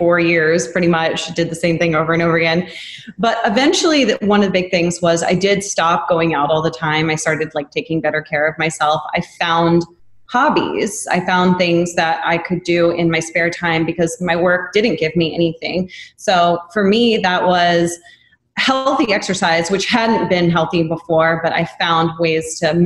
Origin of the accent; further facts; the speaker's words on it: the South, United States; moved away; also born or lived in New York; growing up in the South